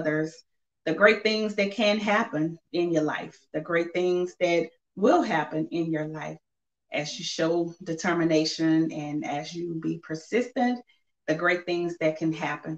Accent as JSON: {"language": "English", "area": "Simpsport", "region": "Louisiana", "country": "United States", "lives_now": "Lafayette, United States", "said": "I'm originally from Simpsport, Louisiana, but I reside in Lafayette, Louisiana"}